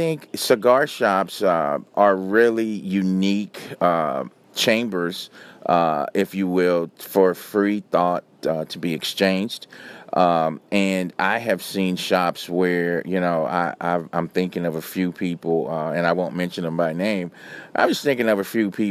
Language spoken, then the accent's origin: English; Los Angeles, California, United States; also born or lived in New York / San Francisco / Chicago / Miami; now in Atlanta, United States; I'm originally from Los Angeles, so I've lived in big cities